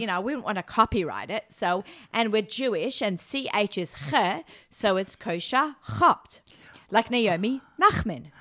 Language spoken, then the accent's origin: English; Australia; accent: Australian; moved away as an adult; now in New York, United States; I haven't lived in Australia for 26 years. I may have the accent.